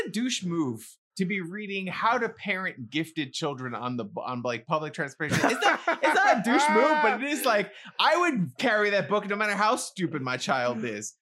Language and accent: English; New York City, New York, United States; growing up in the Bronx around other Hispanics, I'm Hispanic